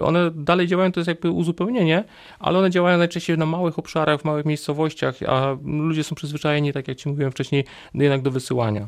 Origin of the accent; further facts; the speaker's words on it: Silesian Voivodeship, Poland; moved away as an adult; now in Wrocław, Poland; z uchodzenia jestem Ślązakiem, ale przyjechałem tutaj na studia, na, na Politechnikę i tak już zostałem tutaj.